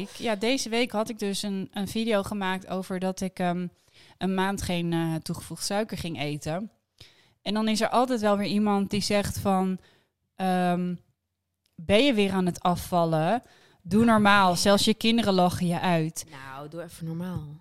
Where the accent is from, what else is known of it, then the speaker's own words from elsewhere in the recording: Amsterdam, North Holland, Netherlands; we komen uit de Jordaan.